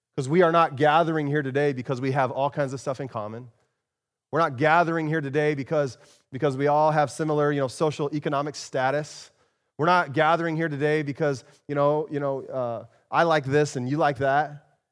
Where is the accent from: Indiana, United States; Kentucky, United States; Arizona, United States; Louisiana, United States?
Arizona, United States; moved away; I grew up in Arizona